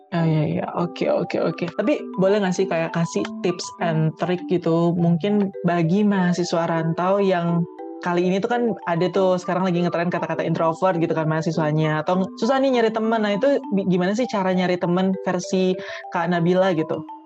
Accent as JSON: {"language": "Indonesian", "region": "Bali", "country": "Indonesia", "said": "aku kan dari Bali nih jauh pokoknya anak-anak rantau"}